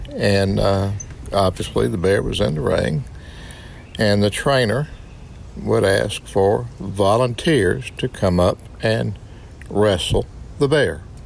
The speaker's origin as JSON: {"language": "English", "town": "Wardell", "region": "Missouri", "country": "United States", "tie": "born or raised there", "said": "I grew up in Wardell, Missouri"}